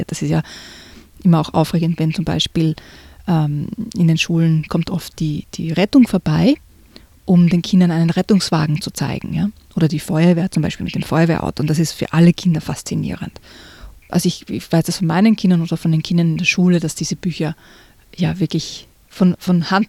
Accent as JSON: {"language": "German", "country": "Austria", "tie": "born or raised there", "said": "Ja, ich bin am, ein bisschen am Land aufgewachsen in Österreich, da gibt es die Gendarmen."}